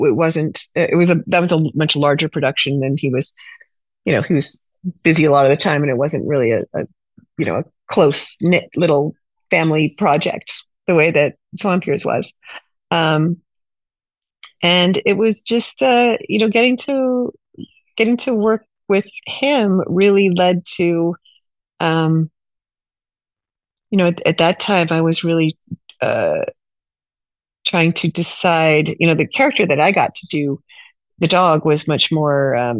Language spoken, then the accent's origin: English; California, United States; also born or lived in New York; now in Los Angeles, United States; I'm from California originally